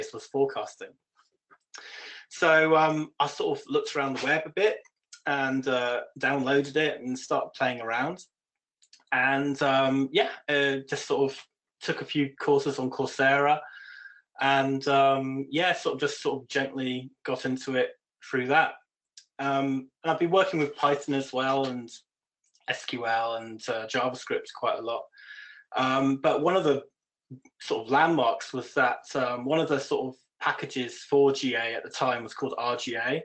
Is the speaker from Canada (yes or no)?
no; United Kingdom; moved away as an adult; now in Copenhagen, Denmark; I'm British